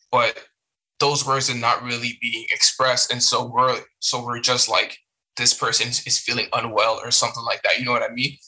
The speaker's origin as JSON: {"language": "English", "town": "Hamilton", "region": "Ontario", "country": "Canada", "tie": "born or raised there", "also_born_or_lived": "Montreal, Canada / Chicago, United States / Iowa, United States / Cape Breton, Canada", "first_language": "French", "second_language": "English", "moved": "as an adult"}